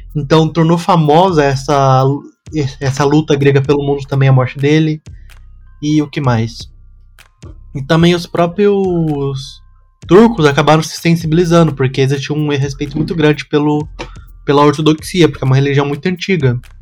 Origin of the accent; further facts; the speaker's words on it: São Paulo, Brazil; eu sou do Capão Redondo